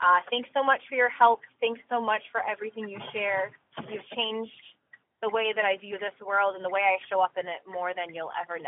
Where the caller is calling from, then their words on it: Rhode Island, United States; I'm calling from Rhode Island.